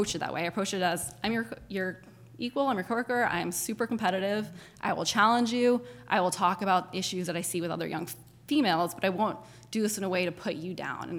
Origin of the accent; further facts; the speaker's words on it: Hong Kong; also born or lived in Japan; I was born in Japan and grew up in Hong Kong. And so I've always loved international world.